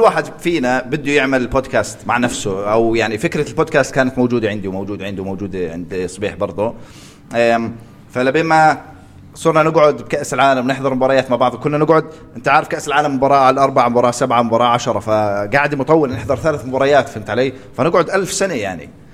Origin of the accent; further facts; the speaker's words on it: Jordan; عندنا بالاردن